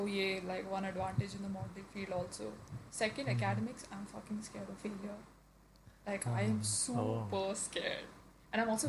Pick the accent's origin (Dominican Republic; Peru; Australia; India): India; Hyderabad, Telangana; I'm from Hyderabad. Born there.